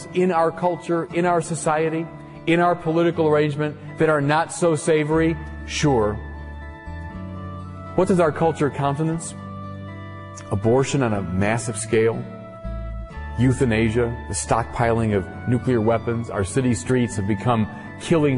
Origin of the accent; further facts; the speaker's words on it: United States; We Americans live in what is the Rome of today